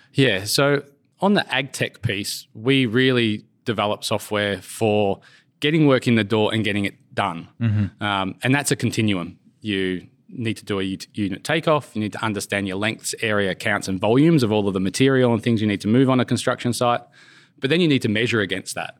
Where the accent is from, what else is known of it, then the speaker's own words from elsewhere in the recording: Brisbane, Queensland, Australia; moved away as an adult; also born or lived in United Kingdom / Switzerland; my hometown drew me back. So I went to Brisbane